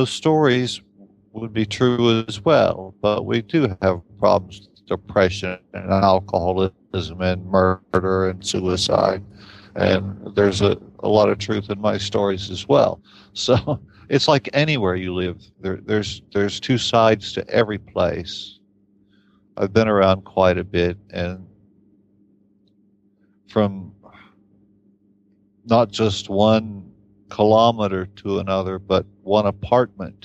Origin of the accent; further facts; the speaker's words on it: Appalachian Kentucky, United States; moved away as an adult; also born or lived in Boston, United States; now in Finland; I grew up in Appalachian Kentucky